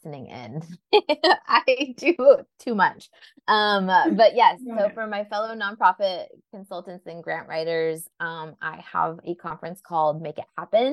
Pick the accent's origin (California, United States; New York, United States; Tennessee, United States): California, United States; Southern; born or raised there